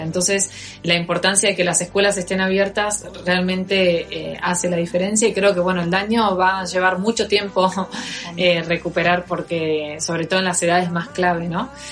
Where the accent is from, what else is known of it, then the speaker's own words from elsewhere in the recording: Campana, Buenos Aires Province, Argentina; accent: Argentine; moved away as an adult; now in Madrid, Spain; Yo nací en, en Buenos Aires, en una ciudad que queda a 70 kilómetros de la capital, que se llama Campana, y estoy en Madrid desde hace nueve meses.